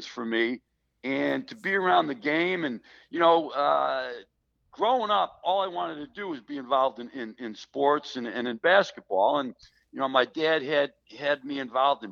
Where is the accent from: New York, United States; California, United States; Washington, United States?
New York, United States; Buffalo; I grew up in Buffalo, New York.